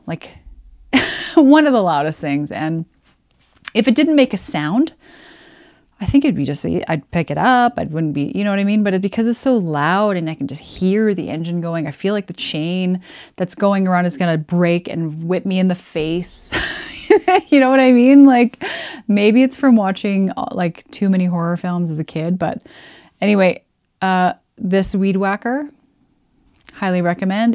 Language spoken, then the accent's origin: English; Alberta, Canada; moved away; I grew up in Alberta, and there's nothing but sun there all the time